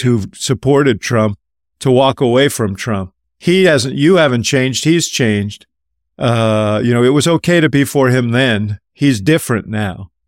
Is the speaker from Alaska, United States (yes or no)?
no; Chicago, Illinois, United States; I'm from Chicago.